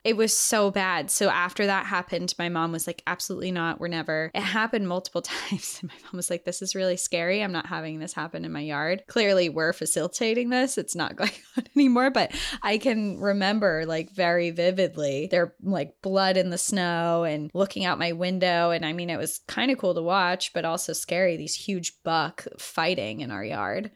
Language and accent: English; New Hampshire, United States; our home state of New Hampshire